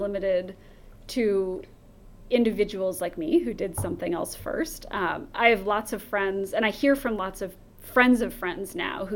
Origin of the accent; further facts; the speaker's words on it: United States; as an American